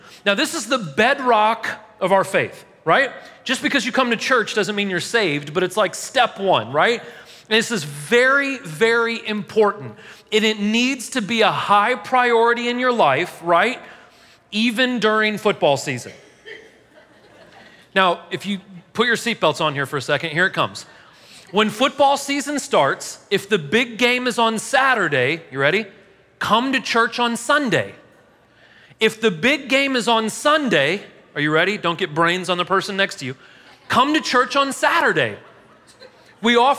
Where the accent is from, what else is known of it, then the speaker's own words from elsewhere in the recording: St. Louis, Missouri, United States; now in Murfreesboro, United States; I'm from St. Louis